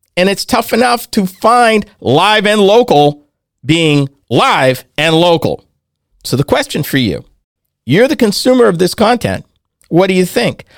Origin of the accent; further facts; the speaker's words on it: New England, United States; When I grew up in New England, back in the day, W R K O sixty-eight had Dale Dorman